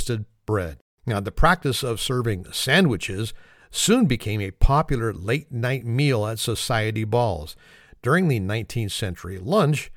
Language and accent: English; California, United States; In California, my home state